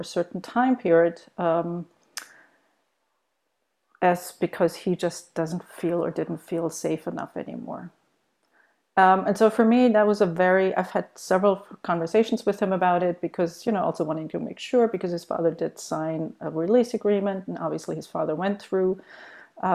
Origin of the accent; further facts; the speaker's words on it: Germany; moved away as an adult; also born or lived in United States; I myself grew up in Germany. I was born in Germany, and I did my grammar in high school in Germany